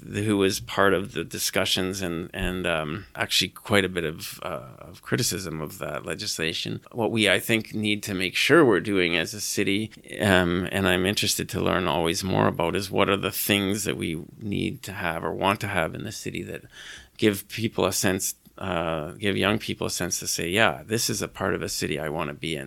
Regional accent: British Columbia, Canada; moved away as an adult; also born or lived in Naramata, British Columbia; now in Saskatoon, Canada; I'm from British Columbia originally

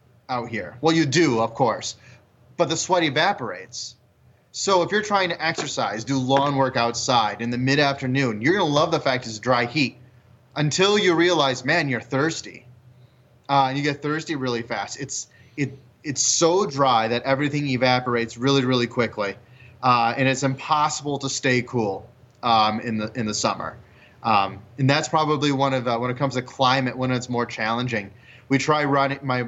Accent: Crystal Lake, Illinois, United States; moved away as an adult; also born or lived in Minnesota / Chicago, Illinois / Fort Wayne, Indiana; now in Sheridan, United States; And I grew up in McHenry County, for all those who might know where that is, in the Crystal Lake, Woodstock area

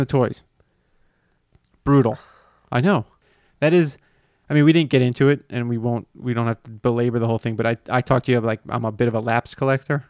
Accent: Miami, Florida, United States; moved away; I grew up in Miami

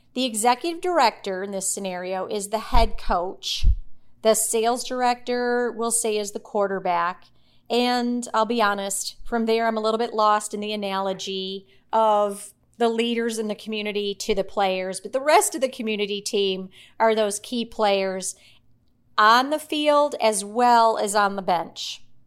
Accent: Midwest, United States; now in Middle Tennessee, United States; I grew up in the Midwest with two older brothers

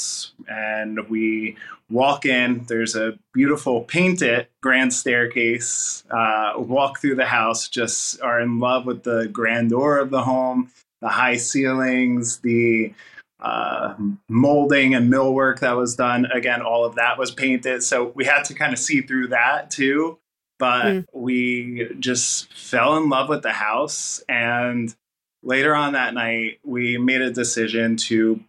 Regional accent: New Jersey, United States; moved away as an adult; now in Pennsylvania, United States; we were in New Jersey, and I grew up in New Jersey, and I never lived outside of New Jersey.

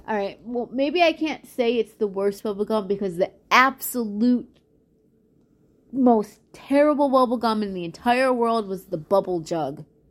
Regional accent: Chicago, Illinois, United States; I grew up in Chicago

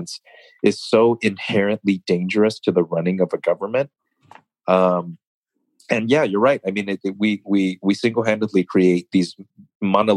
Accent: United States; I'm an American

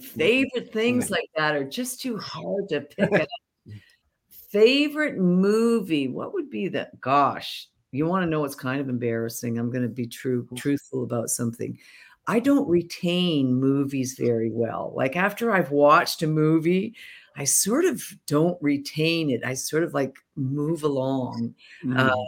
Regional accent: Canada; I'm a Canadian

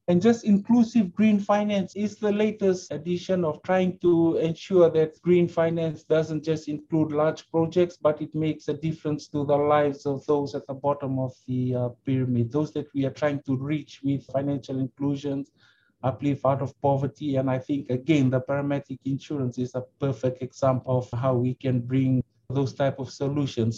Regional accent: Suva, Central Division, Fiji; also born or lived in Brisbane, Australia; I'm a uh, Fijian. I grew up right here in Suva, the capital of uh, Fiji

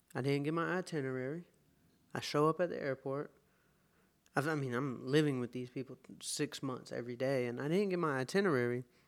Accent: Atlanta, Georgia, United States; moved away as an adult; now in California, United States; I am from Atlanta, Georgia. I grew up, uh, in Shambly, and, um, Atlanta is my hometown.

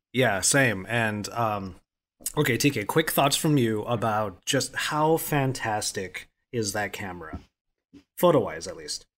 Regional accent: Philippines; as a Filipino

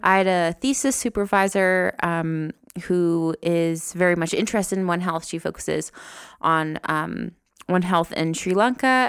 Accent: New Jersey, United States; moved away as an adult; now in Rwanda; I'm from New Jersey

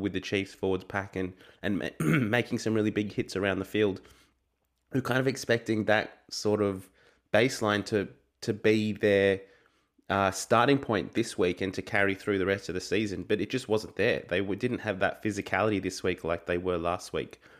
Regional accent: Australia; as an Australian rugby fan

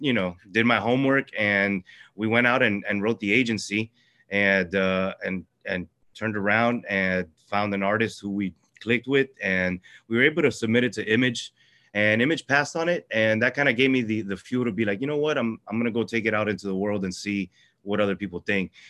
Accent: Miami, Florida, United States; born or raised there; also born or lived in Venezuela

